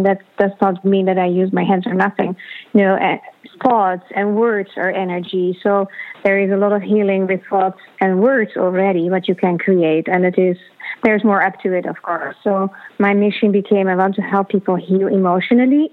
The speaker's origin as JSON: {"language": "English", "country": "Netherlands", "moved": "yes", "said": "I am originally from the Netherlands"}